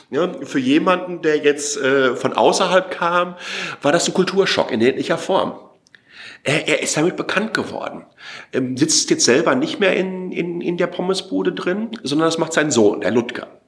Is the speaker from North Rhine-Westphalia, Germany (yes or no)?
yes; Waltrop, North Rhine-Westphalia, Germany; Ich bin aufgewachsen in Waltrop, Kreis Recklinghausen, 15 Kilometer nordöstlich von äh, Dortmund, direkt neben kastrop rauxe ähm, Also das östliche Ruhrgebiet. 32.000 Einwohner.